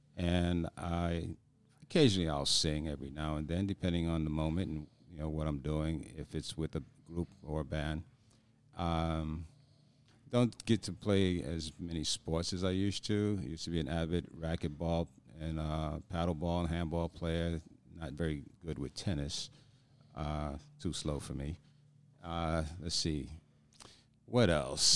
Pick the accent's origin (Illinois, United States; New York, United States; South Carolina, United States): New York, United States; moved away; being a New Yorker